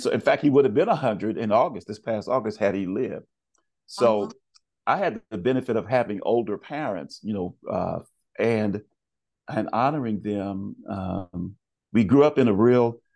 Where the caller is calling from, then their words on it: Naperville, Illinois, United States; I am uh, 40 miles west of Chicago, Illinois.